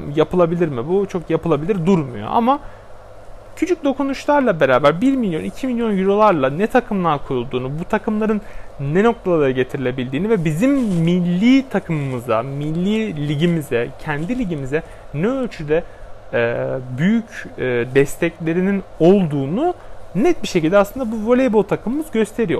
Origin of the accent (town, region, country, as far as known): Turkey